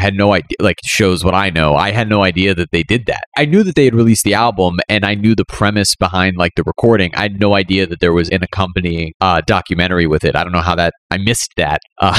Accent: East Coast, United States; growing up on the East Coast, it was always like New York was like the destination.

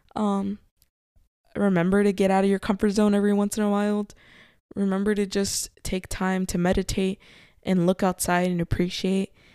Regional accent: Covina, California, United States; where we grew up in Covina

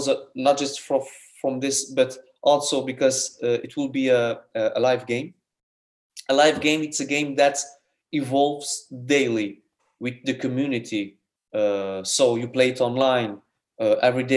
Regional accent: Portugal; we are a small country

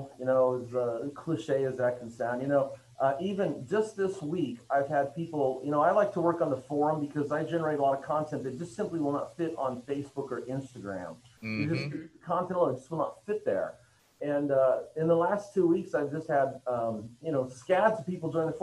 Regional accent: Oregon, United States; I'm originally from Oregon

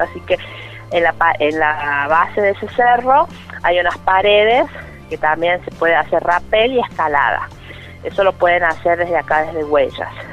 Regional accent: La Carolina, San Luis, Argentina; mi pueblo

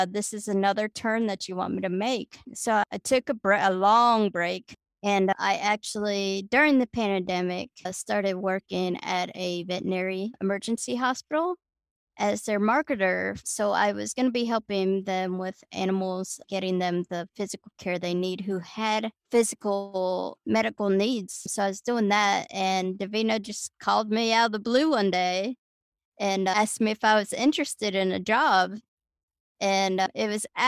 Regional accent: Miami, Florida, United States; now in Huntsville, United States; I grew up down in Miami, Florida

